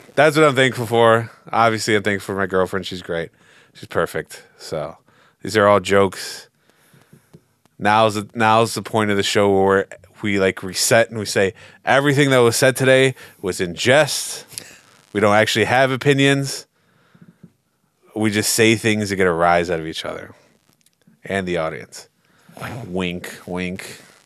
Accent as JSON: {"language": "English", "country": "United States", "said": "as an American"}